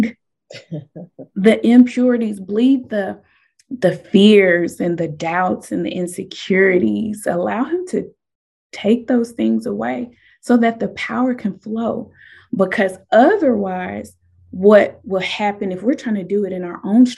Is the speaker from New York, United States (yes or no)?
no; Nebraska, United States; moved away as an adult; now in Southern United States; I moved here from Nebraska.